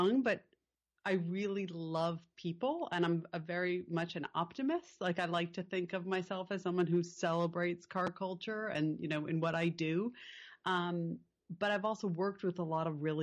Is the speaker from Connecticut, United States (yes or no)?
yes; Connecticut, United States; now in Topanga, United States; growing up in Connecticut.